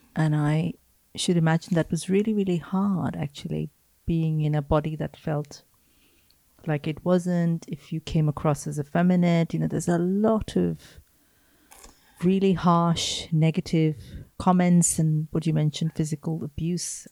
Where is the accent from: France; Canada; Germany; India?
India; some of my memories of growing up in India, some of them are quite idyllic